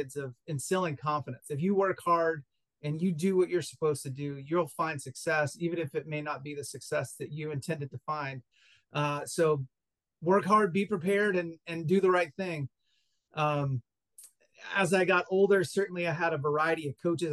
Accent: East Tennessee, United States; also born or lived in Greenville, South Carolina; I grew up in East Tennessee, so not too far from where you are now

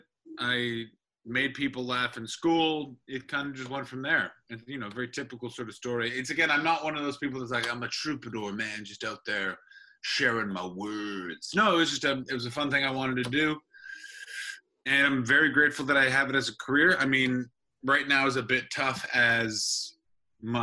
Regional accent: Canada; moved away as an adult; also born or lived in United Kingdom; as a Canadian

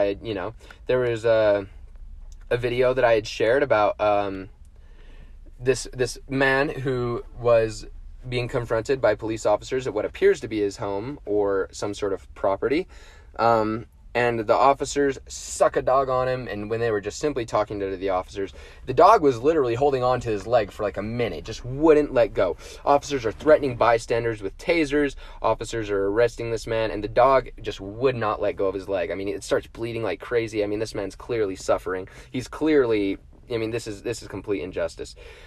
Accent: Utah, United States; as a Utahn and as an American citizen

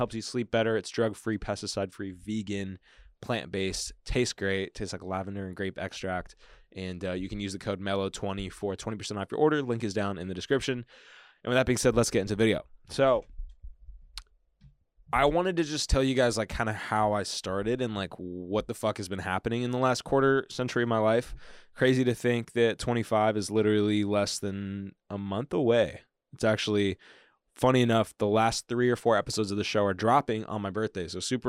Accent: Bakersfield, California, United States; also born or lived in Kansas City; and then I was born second in Kansas City. Big shout out to anybody born in Kansas City, really. Yeah, grew up, you know, parents were trying to figure it out. Dad was becoming a doctor. Mom was teaching. And then we ended up moving. Kind of my earliest memories are in Bakersfield, California

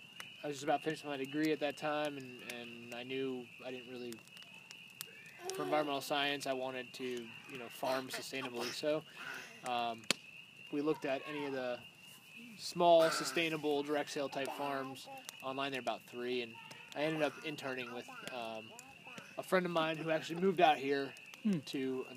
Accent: Erie, Pennsylvania, United States; moved away; Erie, Pennsylvania is where I'm mostly from.

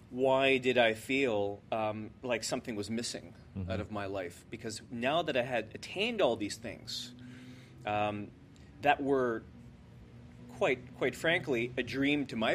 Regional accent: New Brunswick, Canada; Wade and I come from New Brunswick, where we remember, you know, mom being home to cook

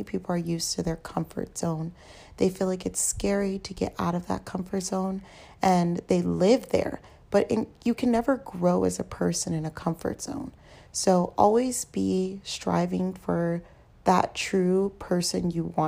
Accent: Tucson, Arizona, United States; now in Portland, United States; I live in Portland, Oregon. I'm originally from Tucson, Arizona, and majority of my family still lives in Tucson, Arizona

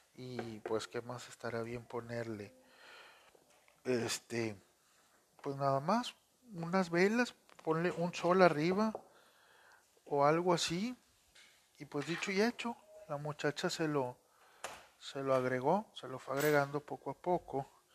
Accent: Monterrey, Nuevo León, Mexico; soy de Monterrey, Nuevo León

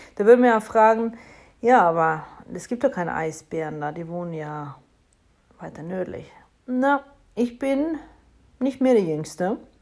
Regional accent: Norway; now in Germany; ich bin Norwegerin in Deutschland

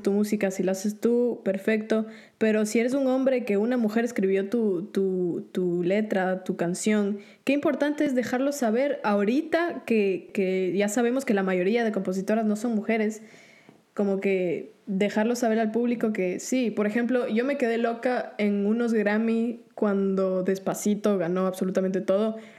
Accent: Ecuador; now in Orlando, United States; yo el país en el que crecí, en Ecuador, no veía un, futuro muy claro estudiando música. Después se presentó la oportunidad de mudarme a Estados Unidos

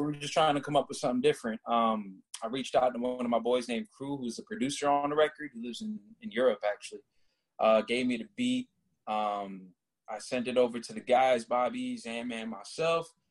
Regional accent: Orlando, Florida, United States; also born or lived in Rhode Island; I was born in Rhode Island, but I, I rep Orlando, Florida heavy. I was there for majority of my life

